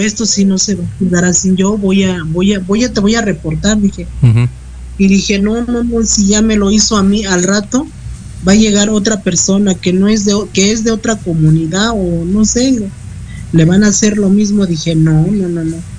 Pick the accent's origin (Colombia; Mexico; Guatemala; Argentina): Mexico; como mexicanos